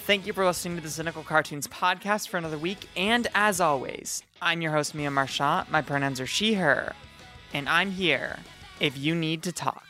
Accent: United States; I'm from Washington and we just blur all of our words

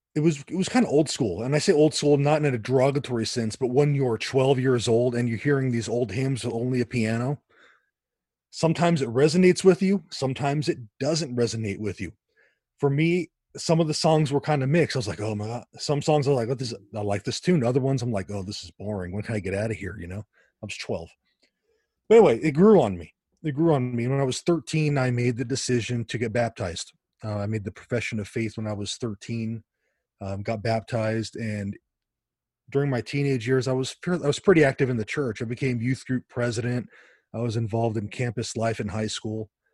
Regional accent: Los Angeles, California, United States; now in Tucson, United States; I grew up in the Los Angeles area

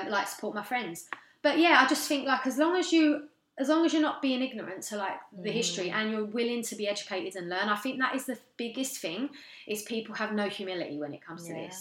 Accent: London, United Kingdom; moved away as an adult; now in Canada; I'm from London. I'm very much a Londoner.

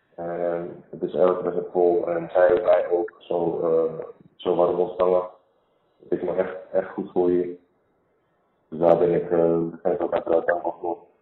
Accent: Amsterdam, North Holland, Netherlands; moved away as an adult; now in England; Ik kom zelf uit Amsterdam

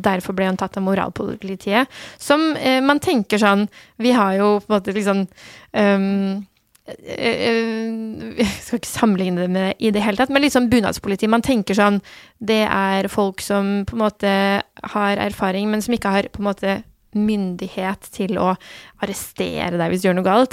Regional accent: Norway; also born or lived in Turkey / Iran (ancestry); Jeg ble født i Tyrkia og kom til Norge da noen måneder gammel. Mm. Eh, og har bodd eh, her siden

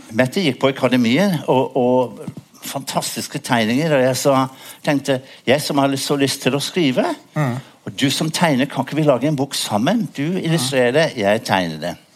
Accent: Worcester, West Midlands, United Kingdom; Norwegian is a second language; now in Norway; var hjemme i Worcester, i min hjemby

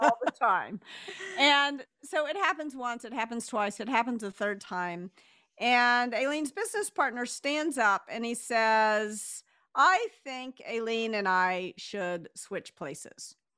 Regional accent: the South, United States; relatively easy for me to say "you all" because I was raised in the South

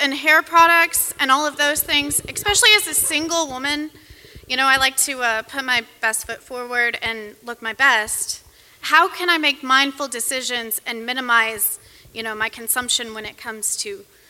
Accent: Louisville, Kentucky, United States; I'm from Louisville, Kentucky.

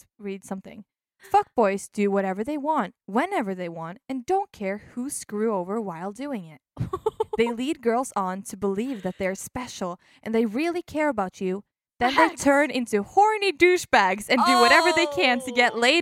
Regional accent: Odda, Vestland, Norway; we are in Odda, my hometown

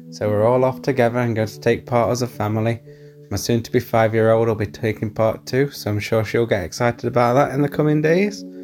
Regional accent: Nottinghamshire, East Midlands, United Kingdom; I'm from Nottinghamshire.

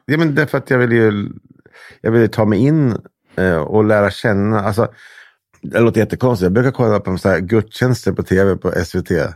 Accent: Hudiksvall, Gävleborg County, Sweden; also born or lived in Delsbo; jag är uppvuxen i Hudiksvall och Delsbo

